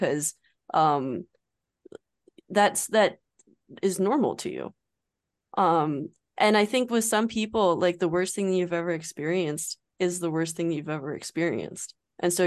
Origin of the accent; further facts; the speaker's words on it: United States; as an American